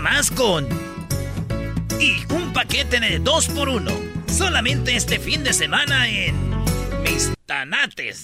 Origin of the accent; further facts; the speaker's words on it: Jiquilpan, Michoacán, Mexico; La de Michoacán, que es de mi pueblo, de Jiquilpan